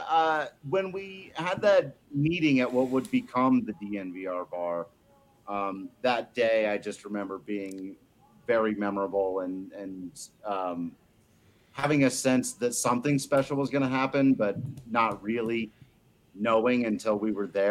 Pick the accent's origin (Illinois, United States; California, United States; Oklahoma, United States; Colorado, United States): Colorado, United States; Western Slope; moved away as an adult; now in Denver, United States; I grew up on the Western Slope